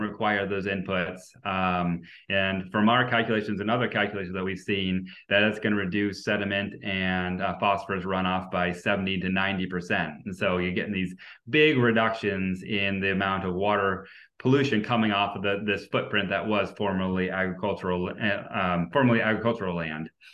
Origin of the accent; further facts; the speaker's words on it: New Hampshire, United States; I'm from New Hampshire.